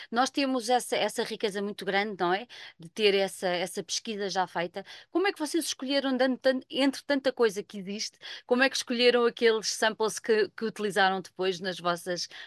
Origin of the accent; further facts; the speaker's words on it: Portugal; trazer as bases daquilo que é a nossa identidade enquanto portugueses